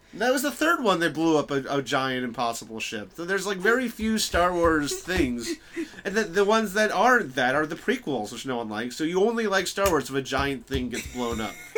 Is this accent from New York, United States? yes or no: yes; New York, United States; moved away as an adult; also born or lived in Bloomington, Indiana / Chicago; I grew up in New York